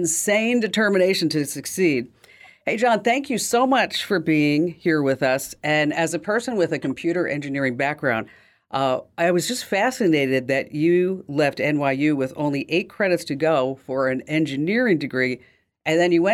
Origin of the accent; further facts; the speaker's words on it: Union, New Jersey, United States; I was born in Union, New Jersey